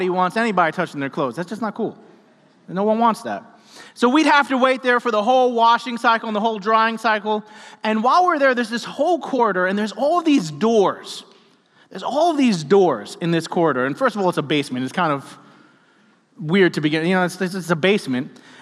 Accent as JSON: {"language": "English", "town": "New York City", "region": "New York", "country": "United States", "tie": "born or raised there", "said": "I grew up in New York City, and I grew up in a six-story apartment building."}